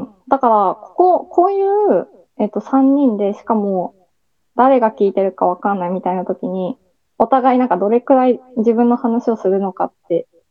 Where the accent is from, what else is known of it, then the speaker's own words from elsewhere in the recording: Hiroshima, Japan; 地元が広島なので